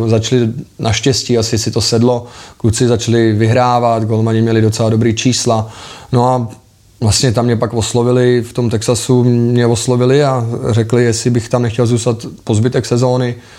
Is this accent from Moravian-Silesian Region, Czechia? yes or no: no; Liberec, Liberec Region, Czechia; also born or lived in Prague / Pardubice; já jsem liberecký odchovanec, v Liberci jsem vyrůstal, pořád tam žiju